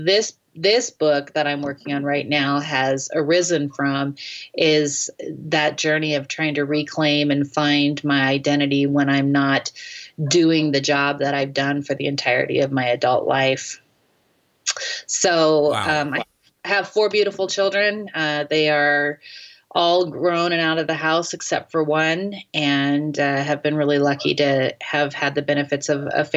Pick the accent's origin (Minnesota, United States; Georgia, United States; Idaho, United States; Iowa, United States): Idaho, United States; North; also born or lived in Seoul, South Korea / Detroit; I was raised in North Idaho in the 80s